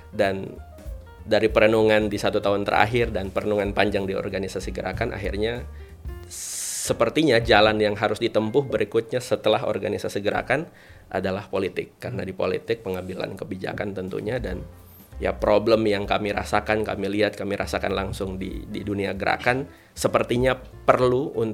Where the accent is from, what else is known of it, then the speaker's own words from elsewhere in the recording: Central Sulawesi, Indonesia; memang kami berasal dari Banggai Kepulauan yang hmm. jauh dari sentral perkotaan